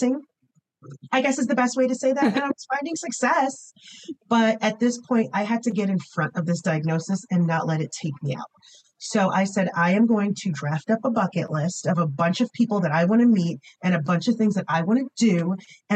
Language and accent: English; United States; I am an American, just like I'm a daughter of immigrants